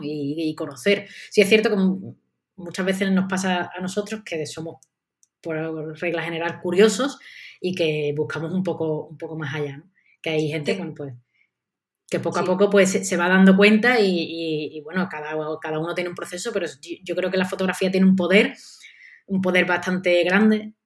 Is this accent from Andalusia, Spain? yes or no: yes; Seville, Andalusia, Spain; yo también soy de Sevilla